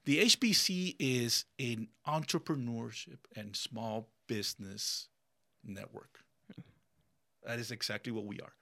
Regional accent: Miami, Florida, United States; English is a second language; moved away as an adult; now in Ocala, United States; growing up in Miami

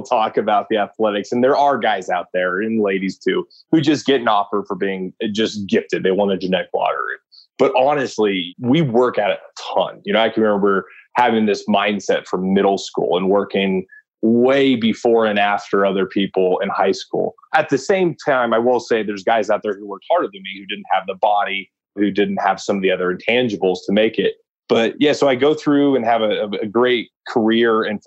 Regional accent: San Antonio, Texas, United States; I spent a lot of my time growing up in San Antonio

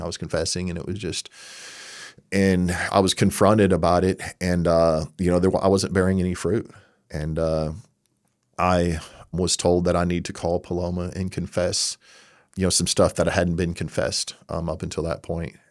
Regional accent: Texas, United States; moved away; I'm from Texas.

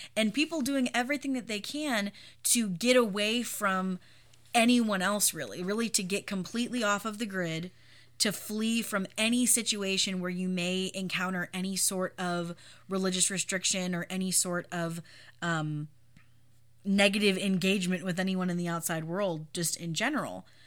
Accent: United States; as an American Christian

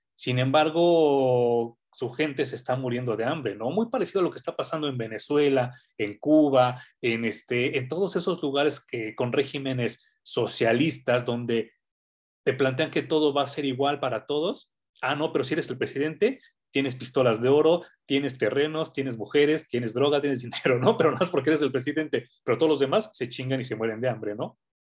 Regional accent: Mexico; como sociedad mexicana

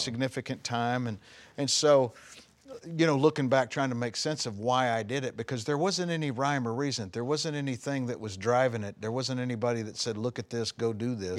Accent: Longview, Texas, United States; also born or lived in Dallas, Texas / Gladewater, Texas; I grew up in Longview, Texas. I was born there

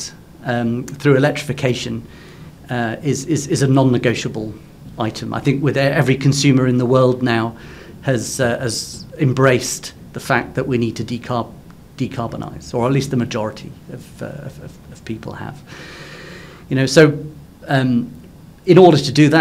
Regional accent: Cornwall, South West England, United Kingdom; I'm Cornish. So in the UK, I live in the mining district in Cornwall.

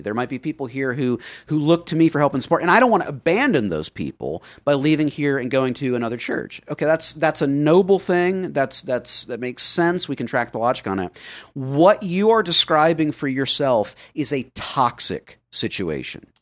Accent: Florida, United States; I grew up in Florida

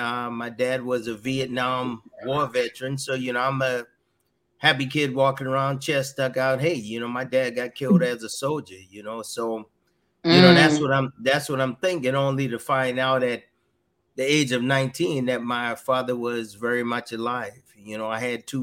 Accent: Georgetown, South Carolina, United States; moved away as an adult; I grew up in South Carolina, Georgetown

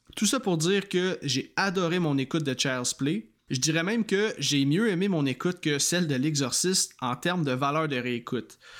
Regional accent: Quebec, Canada; chez nous au Québec

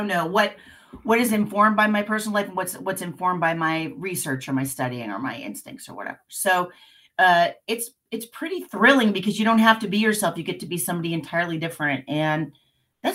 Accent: Independence, United States; I grew up in Independence, and that's a, you know, blue collar town

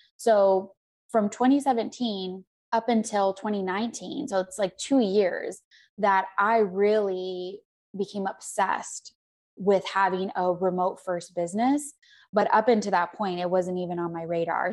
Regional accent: Arizona, United States; moved away; also born or lived in Scottsdale; I'm from Arizona

